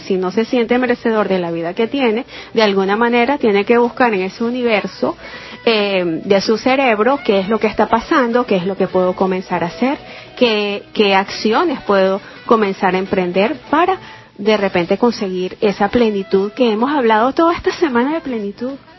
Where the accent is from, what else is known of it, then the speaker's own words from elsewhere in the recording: Boconó, Trujillo, Venezuela; moved away; estuve en un grupo de gaitas en mi pueblito Bocono, Estado Trujillo